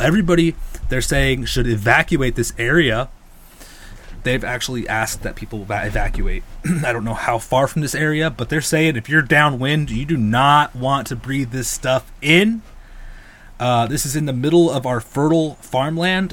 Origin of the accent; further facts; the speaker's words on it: California, United States; I'm from California